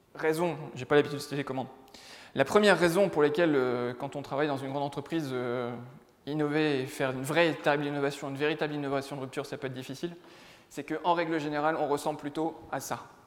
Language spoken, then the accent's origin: French; the North, Hauts-de-France, France; je viens du Nord, hein, donc euh, plutôt une terre de foot qu'une terre de rugby